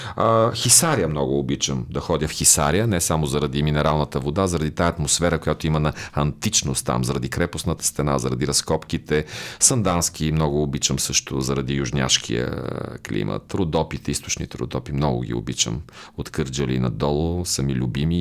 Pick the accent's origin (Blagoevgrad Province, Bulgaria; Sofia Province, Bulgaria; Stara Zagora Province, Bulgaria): Sofia Province, Bulgaria; Botevgrad; Ботевград, разбира се, моя роден град